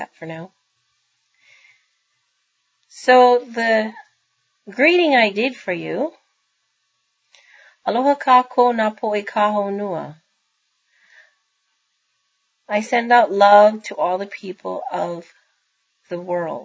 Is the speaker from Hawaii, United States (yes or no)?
yes; Kona, Hawaii, United States; moved away as an adult; now in Bremerton, United States; I was born and raised in Kona, but now I reside in Washington State in a small town called Bremerton.